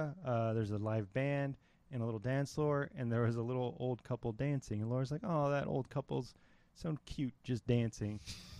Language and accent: English; Los Angeles, California, United States; I'm from L.A.